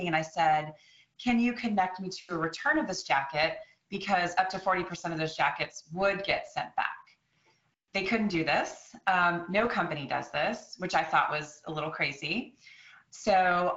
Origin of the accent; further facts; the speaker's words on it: Austin, Texas, United States; moved away as an adult; also born or lived in North Carolina / Washington, D.C.; I grew up in Austin, Texas